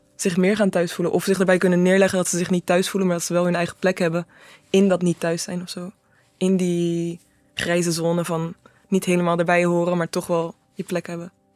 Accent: Netherlands; moved away as an adult; now in Belgium; Ik ben een Nederlander, maar ik ben acht jaar hier

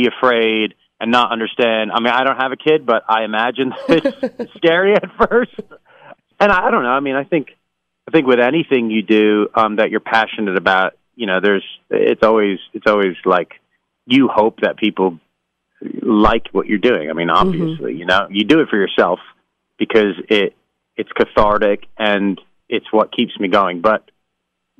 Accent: New York, United States; now in Los Angeles, United States; And I'm an East Coast guy. I grew up in New York

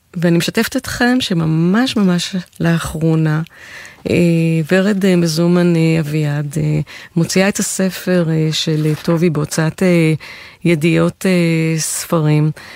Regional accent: Israel; הצברית התוססת

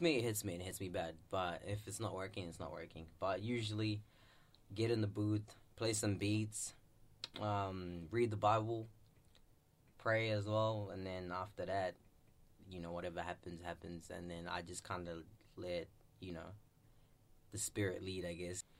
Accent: Zimbabwe; I'm from Zimbabwe and I'm proud to be like an African

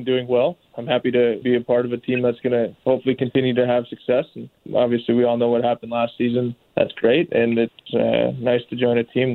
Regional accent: Minnesota, United States; I'm from Minnesota

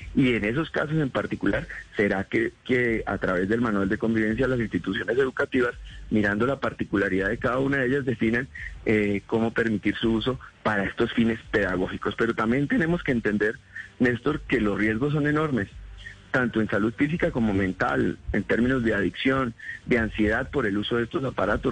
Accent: Boyacá, Colombia; yo soy de provincia, soy del departamento de Boyacá

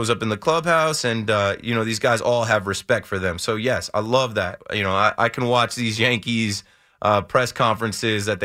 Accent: Monmouth County, New Jersey, United States; moved away as an adult; now in New York, United States; I grew up in Monmouth County, which is a little further.

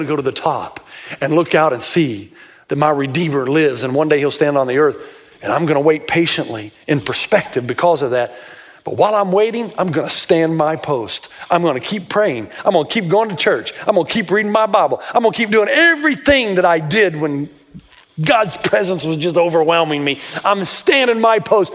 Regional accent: Tennessee, United States; I grew up in Tennessee

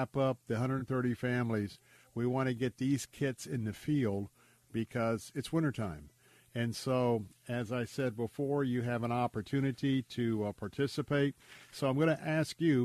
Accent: United States; a very practicing Christian from America. So I'm a Christian. And I'm American

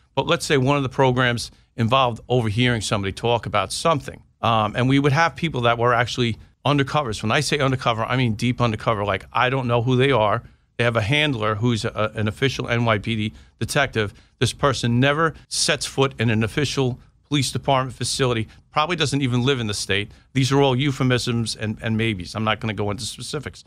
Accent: Long Island, New York, United States; moved away as an adult; also born or lived in South Carolina; I was from New York, and now I'm in South Carolina

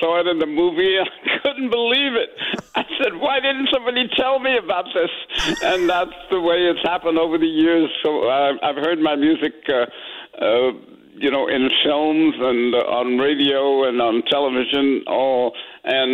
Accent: San Francisco, California, United States; I grew up in San Francisco

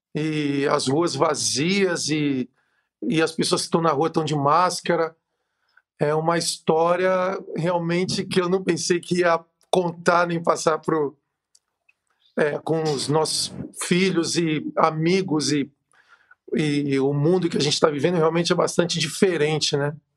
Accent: Brazil; a gente como brasileiro, como povo latino

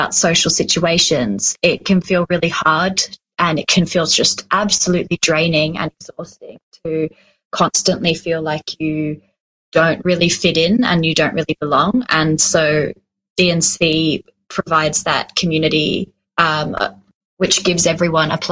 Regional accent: Switzerland; now in Australia; I grew up in Switzerland

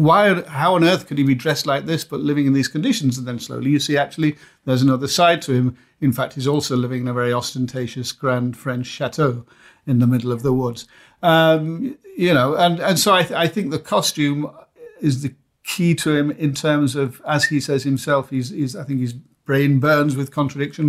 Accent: United Kingdom; I'm British

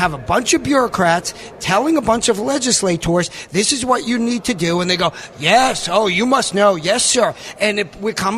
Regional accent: New York, United States; now in Arkansas, United States; I am a New Yorker, originally, that is. I'm now an Arkansan, and I've actually lived here the longest. But you can't take the New York out of me.

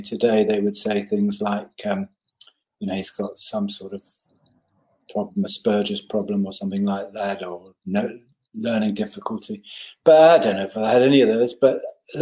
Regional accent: Hendon, London, United Kingdom; born or raised there; also born or lived in Richmond, Surrey

